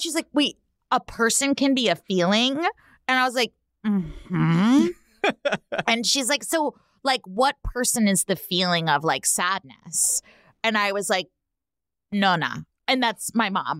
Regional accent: Bay Area, California, United States; I grew up in the Bay Area

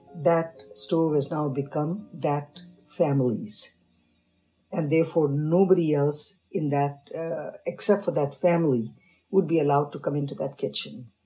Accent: North India, India; moved away; I was raised in North, but I have a parental heritage of South.

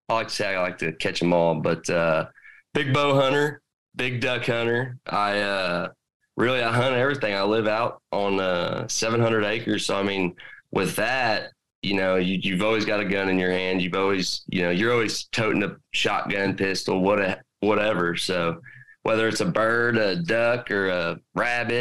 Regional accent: Midwest, United States; I'm from the Midwest

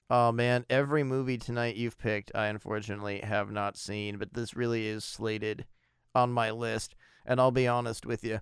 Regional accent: United States; as an American

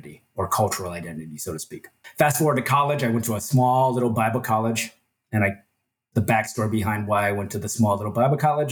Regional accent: Ohio, United States; also born or lived in Busan, South Korea / Minnesota; now in Texas, United States; my parents moved to Ohio

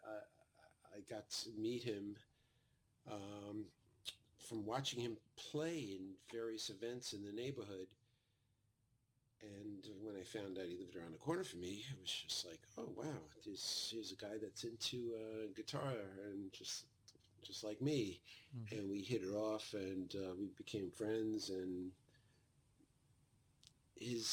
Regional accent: New York City, New York, United States; we were a bunch of Brooklyn boys

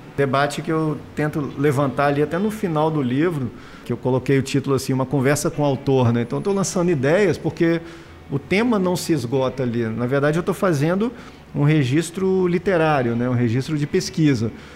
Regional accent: Espírito Santo, Brazil; eu sou capixaba com orgulho

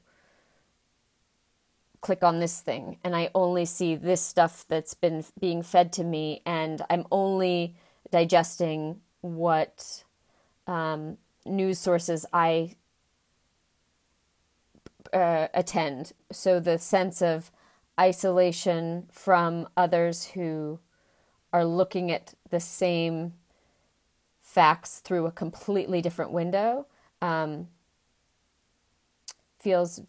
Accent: United States; I'm American and coming from a United States context.

